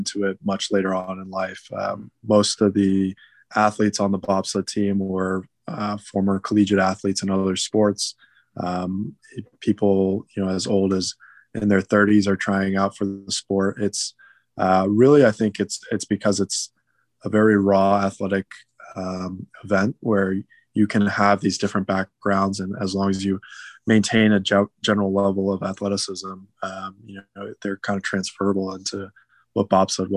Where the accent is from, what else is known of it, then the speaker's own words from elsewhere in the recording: Las Vegas, Nevada, United States; in my childhood, I grew up in Vegas.